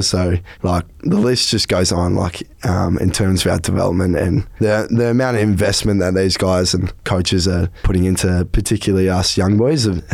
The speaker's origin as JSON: {"language": "English", "town": "Albury", "region": "New South Wales", "country": "Australia", "tie": "born or raised there", "moved": "yes", "said": "Albury Wodonga, my hometown."}